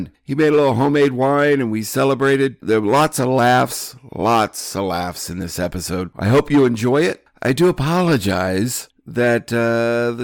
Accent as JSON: {"language": "English", "region": "Iowa", "country": "United States", "tie": "born or raised there", "moved": "yes", "said": "I'm back in Iowa, my home state"}